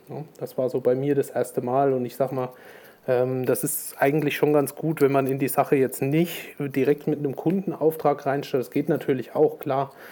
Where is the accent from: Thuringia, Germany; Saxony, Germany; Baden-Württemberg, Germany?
Thuringia, Germany; also born or lived in Schweinfurt; ich komme aus Thüringen, habe äh, lange Zeit in Schweinfurt gelebt, quasi Bayern, und äh, bin jetzt seit ja, ungefähr zwei Jahren wieder in die Heimat gezogen